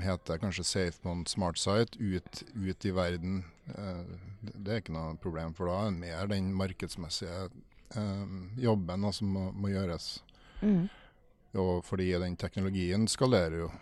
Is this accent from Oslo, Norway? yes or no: no; Trondheim, Trøndelag, Norway; jeg er også fra Trondheim